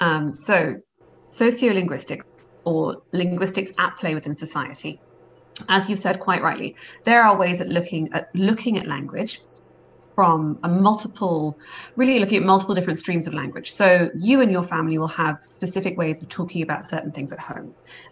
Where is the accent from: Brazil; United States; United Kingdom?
United Kingdom; Scotland; Always, we're Scottish, so that's exactly, although we don't sound it.